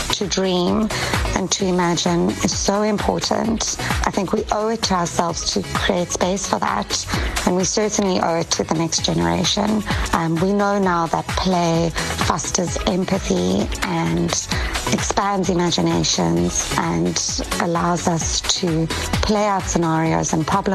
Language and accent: English; Pretoria, Gauteng, South Africa; moved away as an adult; also born or lived in Cape Town, South Africa / Durban, South Africa; now in Los Angeles, United States; Growing up in Pretoria